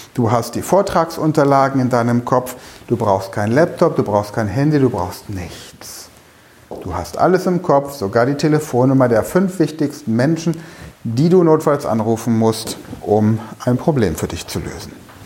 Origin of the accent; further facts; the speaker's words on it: Germany; bei uns in Deutschland